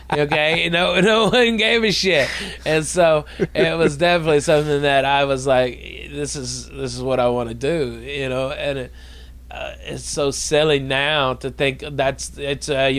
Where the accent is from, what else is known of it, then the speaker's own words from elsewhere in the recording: Arkansas, United States; Growing up in Arkansas